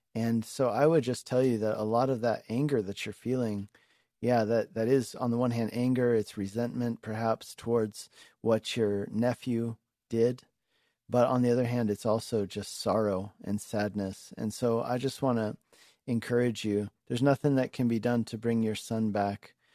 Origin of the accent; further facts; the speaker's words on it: Denver, Colorado, United States; moved away as an adult; also born or lived in Hungary / Longmont, Colorado; I'm a Colorado native, um, and I grew up in Denver.